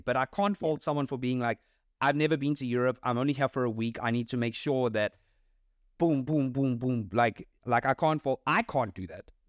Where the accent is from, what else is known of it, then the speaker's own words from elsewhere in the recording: South Africa; as a South African. Not that it's just like I'm South African